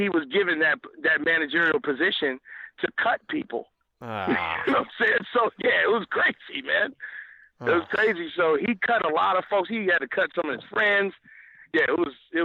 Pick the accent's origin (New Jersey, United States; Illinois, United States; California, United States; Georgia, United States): Illinois, United States; Chicago; now in Orlando, United States; being from Chicago, from myself as well as …